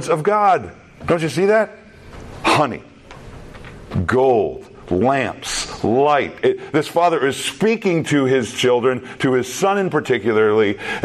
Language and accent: English; Minnesota, United States; also born or lived in Texas; I came from Minnesota to Texas. Up in Minnesota, we say things a little bit different than the way they speak down there in Texas.